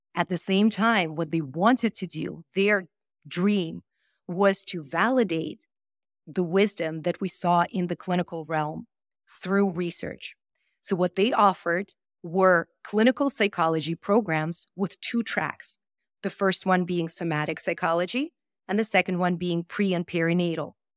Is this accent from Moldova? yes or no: yes; Moldova; moved away; I was born in Moldova